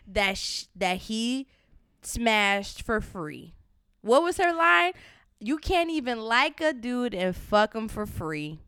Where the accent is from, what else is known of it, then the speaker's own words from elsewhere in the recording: Miami, Florida, United States; moved away as an adult; now in New York City, United States; I'm originally from Miami, Florida. I moved to New York City this just past May